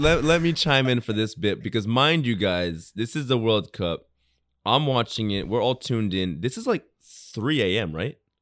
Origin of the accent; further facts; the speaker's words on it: United States; also born or lived in England / Japan; now in Tokyo, Japan; people I grew up with in America